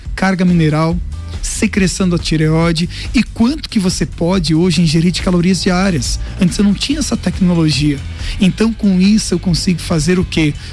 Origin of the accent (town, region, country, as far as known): Lages, Santa Catarina, Brazil; born or raised there